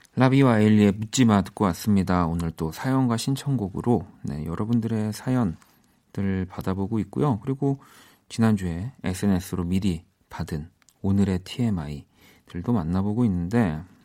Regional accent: Seoul, South Korea; I'm from 서울.

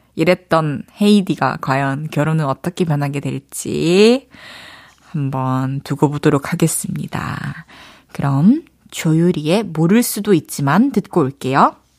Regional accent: Daegu, South Korea; accent: Daegu dialect

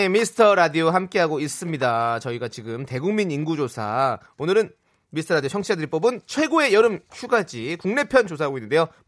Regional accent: Incheon, South Korea; 저도 인천 사람인데요

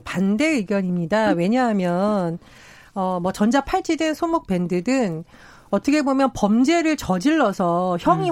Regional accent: Gangwon, South Korea; 제가 강원도 출신이라

